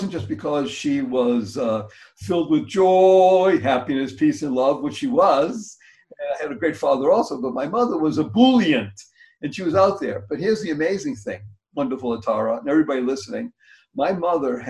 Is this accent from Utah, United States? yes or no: no; Boston, Massachusetts, United States; also born or lived in Amsterdam; I came back to my hometown, which is Boston